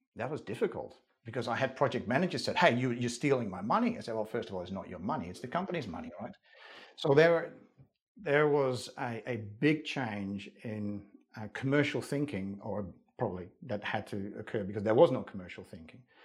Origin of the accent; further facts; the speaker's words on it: Netherlands; English is a second language; moved away as an adult; now in Australia; Not only was I not born in Australia, I was born in the Netherlands